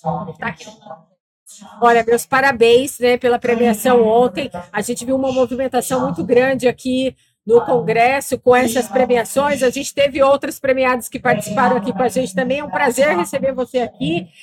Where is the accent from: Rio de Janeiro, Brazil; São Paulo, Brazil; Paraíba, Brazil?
São Paulo, Brazil; interior of; also born or lived in southern Piauí; now in Piauí, Brazil; eu sou do interior de São Paulo. Há 35 anos eu estou no sul do Piauí